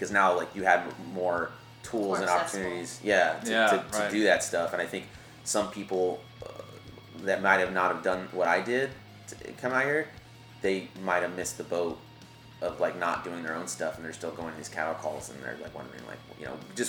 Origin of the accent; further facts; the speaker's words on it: Lompoc, California, United States; moved away; A lovely little town called Lompoc